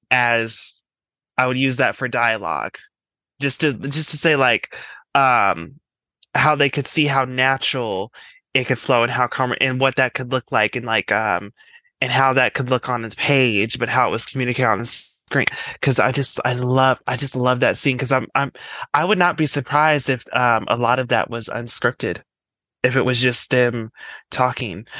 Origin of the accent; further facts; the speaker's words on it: Colorado, United States; I'm from Colorado.